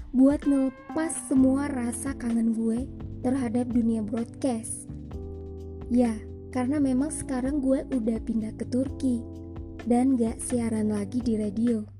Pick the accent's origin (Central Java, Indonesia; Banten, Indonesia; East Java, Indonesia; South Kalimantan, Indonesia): South Kalimantan, Indonesia; Banjar; gue lahir dan besar di Banjar, Kalimantan Selatan.